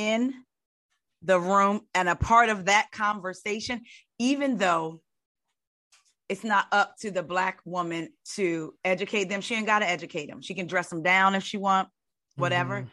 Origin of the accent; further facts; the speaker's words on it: Long Beach, California, United States; I'm from Long Beach